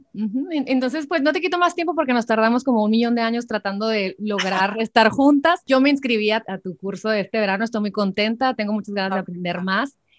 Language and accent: Spanish; Sonora, Mexico; como sonorense